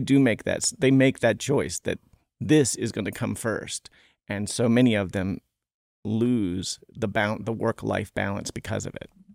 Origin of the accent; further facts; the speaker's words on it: Smithfield, Virginia, United States; I'm from Smithfield, Virginia, where the hams are made.